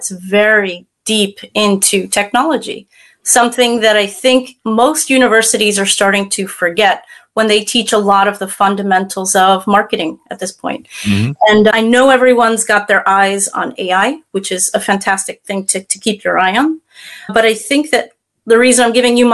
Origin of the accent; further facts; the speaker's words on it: United States; now in France; based out of France myself, I am an American